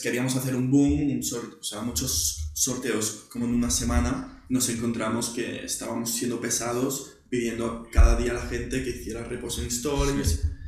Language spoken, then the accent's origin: Spanish; Barcelona, Catalonia, Spain; también nací en Barcelona